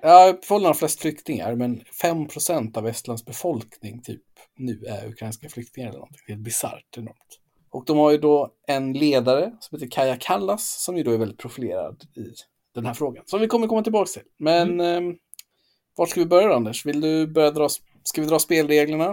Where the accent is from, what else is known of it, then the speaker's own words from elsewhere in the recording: Gotland, Sweden; jag är ju från Gotland